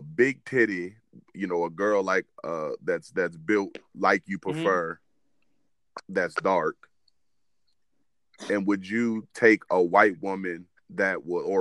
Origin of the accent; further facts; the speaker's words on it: Williamsburg, Virginia, United States; we grew up in Williamsburg, Virginia